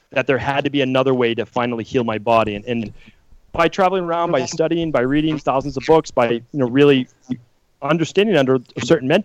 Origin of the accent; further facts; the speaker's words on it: Medford, Massachusetts, United States; I grew up in Medford, Massachusetts